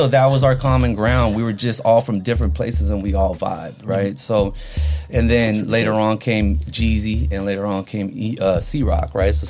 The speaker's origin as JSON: {"language": "English", "town": "Oakland", "region": "California", "country": "United States", "tie": "born or raised there", "also_born_or_lived": "San Francisco, United States / Philippines", "second_language": "English", "said": "I'm an Oakland kid"}